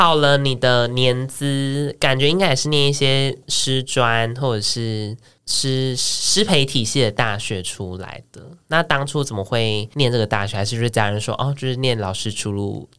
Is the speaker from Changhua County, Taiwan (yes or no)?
yes; Changhua County, Taiwan; 我小时候在彰化，